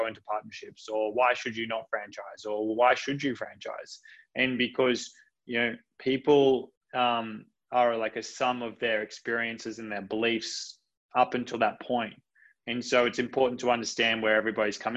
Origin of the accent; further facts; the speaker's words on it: Coffs Harbour, New South Wales, Australia; I'm a country kid. I was brought up in just outside of Coffs Harbour